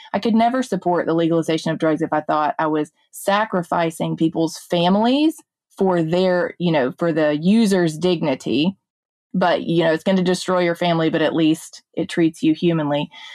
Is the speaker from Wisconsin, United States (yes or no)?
no; Jackson, Mississippi, United States; I grew up in West Jackson here in Mississippi in a more comparatively higher crime area.